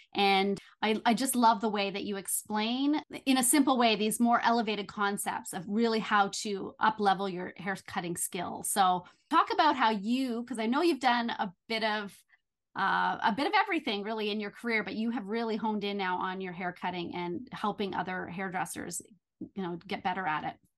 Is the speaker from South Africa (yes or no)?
no; Belleville, Ontario, Canada; moved away as an adult; also born or lived in Toronto; I moved back to my hometown of Belleville